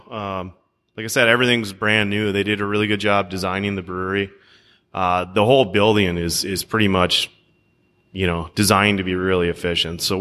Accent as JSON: {"language": "English", "region": "Minnesota", "country": "United States", "said": "Uh, down the Twin Cities."}